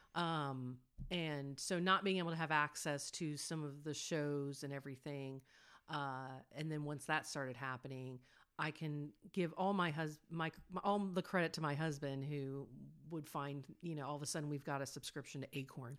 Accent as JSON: {"language": "English", "country": "United States", "said": "as an American"}